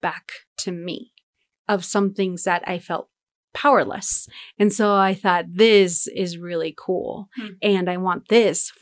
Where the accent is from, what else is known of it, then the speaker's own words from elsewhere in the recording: Denver, Colorado, United States; we grew up in Denver